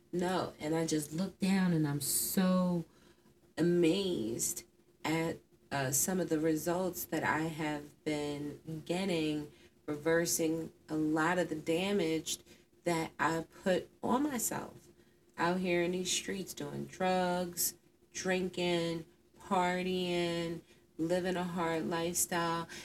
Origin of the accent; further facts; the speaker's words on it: Philadelphia, Pennsylvania, United States; I'm from Philadelphia